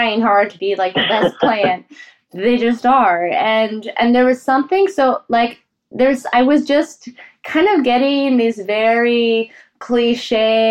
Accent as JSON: {"language": "English", "region": "Colorado", "country": "United States", "tie": "born or raised there", "said": "as a kid growing up in Colorado with parents who were from, like, mountainous areas and former Czechoslovakia"}